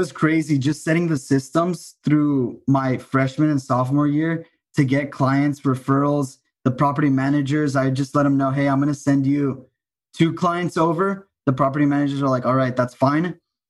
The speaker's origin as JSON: {"language": "English", "town": "El Paso", "region": "Texas", "country": "United States", "also_born_or_lived": "Austin, Texas", "moved": "as an adult", "said": "I'm from El Paso, Texas. And I started in Austin when I was 19"}